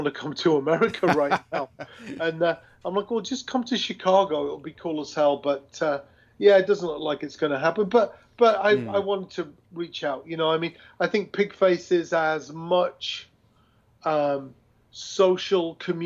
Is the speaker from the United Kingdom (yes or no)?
yes; England, United Kingdom; now in United States; I grew up in England